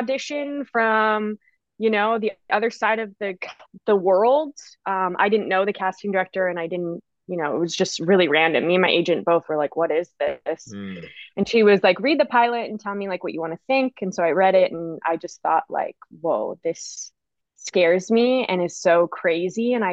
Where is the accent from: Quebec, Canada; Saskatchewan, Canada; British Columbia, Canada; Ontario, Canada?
British Columbia, Canada; Vancouver; I'm from Vancouver, Canada